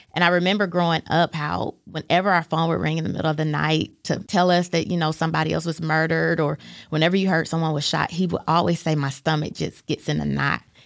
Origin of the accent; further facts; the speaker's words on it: Fort Wayne, Indiana, United States; now in Chattanooga, United States; When I was in the third grade, my father, he's a pastor, and he was called to pastor a church in Fort Wayne. And so we moved up there when I was in the third grade